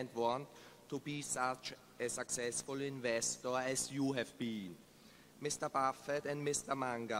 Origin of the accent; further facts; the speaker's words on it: Vienna, Austria; I'm from Vienna, Austria.